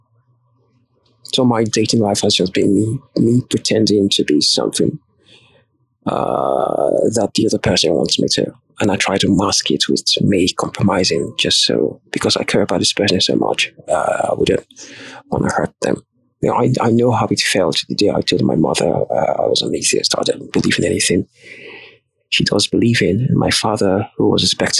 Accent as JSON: {"language": "English", "country": "Nigeria", "said": "I'm Nigerian"}